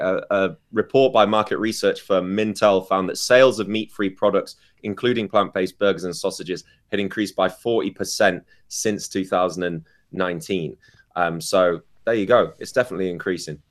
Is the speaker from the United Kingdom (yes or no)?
yes; United Kingdom; I'm British, so we learn how we like our tea